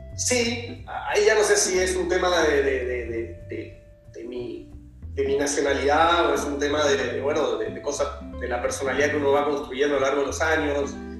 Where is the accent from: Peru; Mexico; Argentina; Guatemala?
Argentina; soy un argentino superado